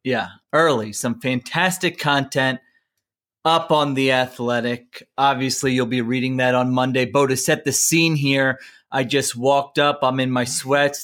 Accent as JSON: {"language": "English", "town": "Philadelphia", "region": "Pennsylvania", "country": "United States", "tie": "born or raised there", "said": "growing up in the Philadelphia area"}